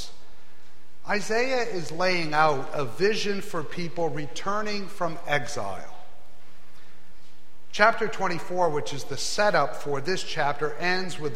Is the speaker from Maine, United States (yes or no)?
yes; Maine, United States; moved away as an adult; also born or lived in Ohio; I grew up in Maine